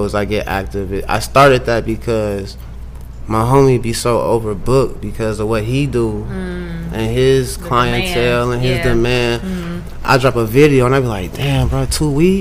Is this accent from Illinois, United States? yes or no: yes; Springfield, Illinois, United States; I'm from Springfield. We live in Springfield, Illinois